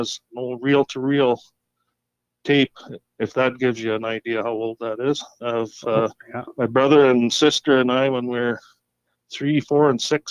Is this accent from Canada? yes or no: yes; Fairview, Alberta, Canada; also born or lived in Kamloops, British Columbia / Dawson Creek, British Columbia / Fort St. John, British Columbia; I grew up in Fairview, went to school, high school